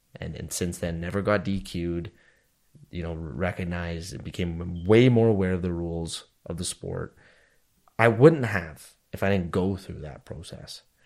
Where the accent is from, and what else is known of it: Canada